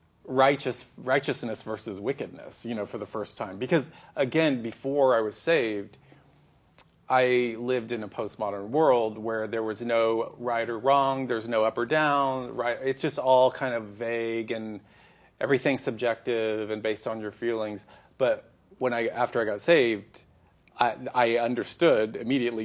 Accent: Dallas, Texas, United States; moved away as an adult; also born or lived in Tokyo / Austin / Hollywood; I grew up in Dallas, Texas

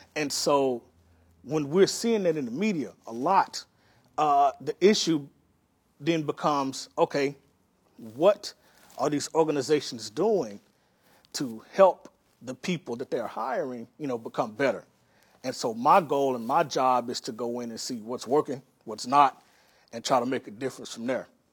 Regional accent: Pine Bluff, Arkansas, United States; now in Los Angeles, United States; I grew up in this city, uh, called Pine Bluff, Arkansas

